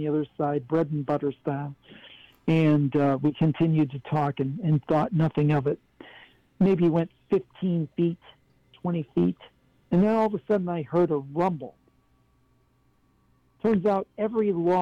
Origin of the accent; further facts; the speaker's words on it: Ohio, United States; I'm from Ohio, grew up, born and raised in Ohio, but my family was from West Virginia.